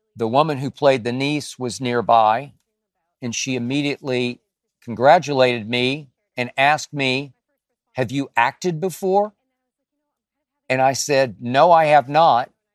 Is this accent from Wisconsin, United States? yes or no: no; Dallas, Texas, United States; I'm from Dallas, Texas